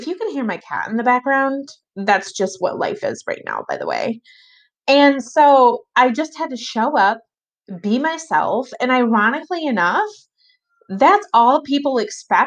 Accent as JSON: {"language": "English", "region": "Michigan", "country": "United States", "tie": "born or raised there", "said": "I was born and raised in Michigan, and I still live here"}